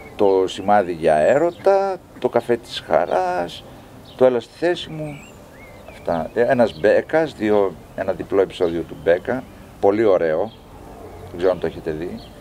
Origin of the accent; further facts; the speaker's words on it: Thessaloniki, Central Macedonia, Greece; moved away as an adult; also born or lived in Kalamata; now in Athens, Greece; εγώ είμαι Θεσσαλονικιός, είμαι θαλασσινός τύπος